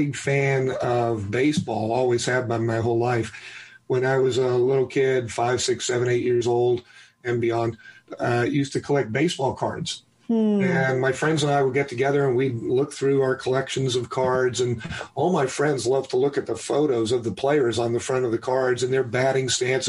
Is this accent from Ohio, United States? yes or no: no; New York City, New York, United States; I was born in New York City